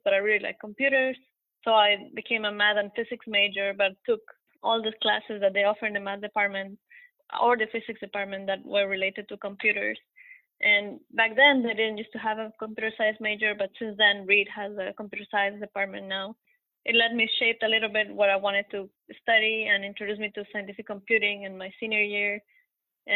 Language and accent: English; Quito, Pichincha, Ecuador; moved away as an adult; also born or lived in Portland, Oregon / Tallahassee, Florida; now in Oak Ridge, United States; I'm originally from Quito, Ecuador, and so I've lived in Quito most of my life before moving here.